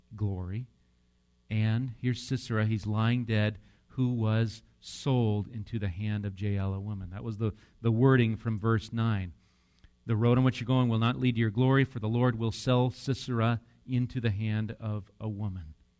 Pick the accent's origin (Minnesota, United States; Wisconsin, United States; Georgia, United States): Wisconsin, United States; I'm from Wisconsin